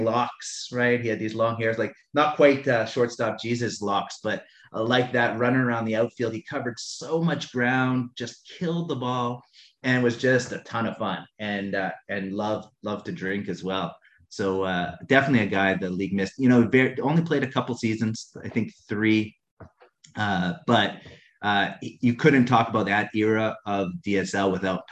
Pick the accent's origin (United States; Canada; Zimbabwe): Canada; moved away; He works in my hometown in Canada